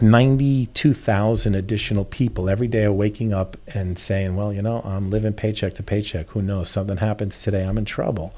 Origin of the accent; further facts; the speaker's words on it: New York, United States; now in Naples, United States; I'm from New York originally